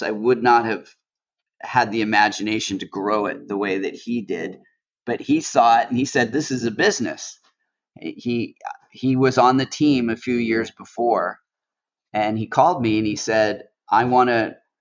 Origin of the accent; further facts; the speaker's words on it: Los Angeles, California, United States; now in New York, United States; I grew up in Los Angeles